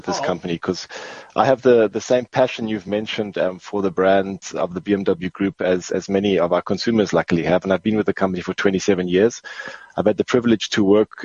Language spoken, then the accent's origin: English; South Africa; moved away as an adult; I'm South African, and I'm here to stay for a while.